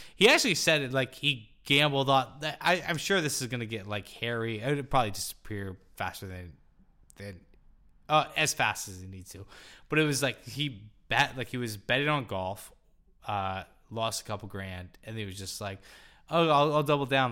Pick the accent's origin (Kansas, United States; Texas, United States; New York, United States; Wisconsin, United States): Kansas, United States; Topeka; I was born and raised in Topeka, Kansas